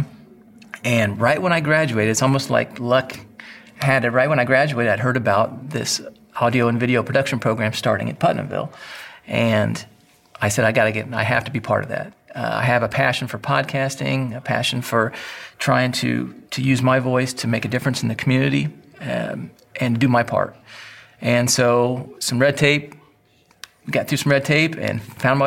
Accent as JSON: {"language": "English", "region": "Northwest Indiana", "country": "United States", "tie": "born or raised there", "said": "I grew up in Northwest Indiana"}